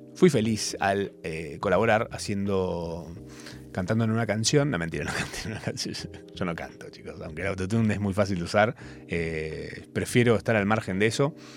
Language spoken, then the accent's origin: Spanish; Capilla del Monte, Córdoba, Argentina; now in Buenos Aires, Argentina; de donde soy yo, Capilla del Monte, el interior del interior